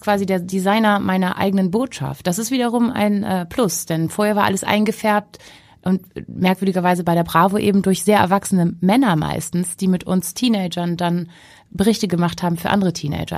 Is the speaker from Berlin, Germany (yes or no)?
no; Hamburg, Germany; ich bin in Hamburg-Jenfeld groß geworden, mhm. also im Osten